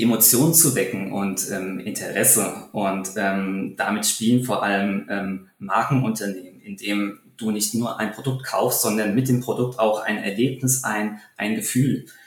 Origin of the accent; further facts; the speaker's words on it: Taunus, Hesse, Germany; meine Heimat, den Taunus